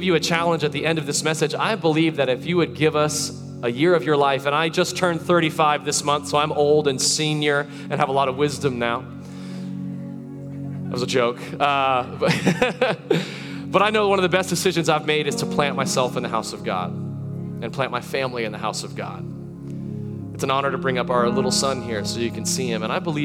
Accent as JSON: {"language": "English", "town": "Tarpon Springs", "region": "Florida", "country": "United States", "tie": "born or raised there", "said": "She still lives in that house that I grew up in over in Tarpon Springs, Florida."}